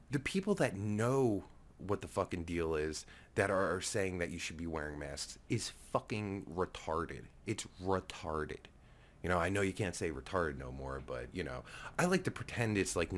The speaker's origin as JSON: {"language": "English", "region": "New Jersey", "country": "United States", "said": "I'm from Jersey"}